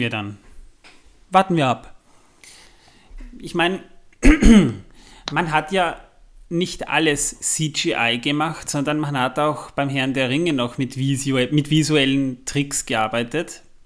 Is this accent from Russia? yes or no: no; Waldviertel, Lower Austria, Austria; ich komme aus dem Waldviertel